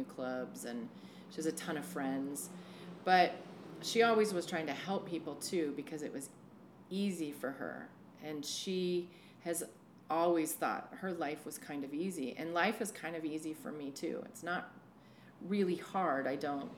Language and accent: English; San Francisco, California, United States; moved away as an adult; also born or lived in Portland, Oregon; now in Astoria, United States; I grew up in San Francisco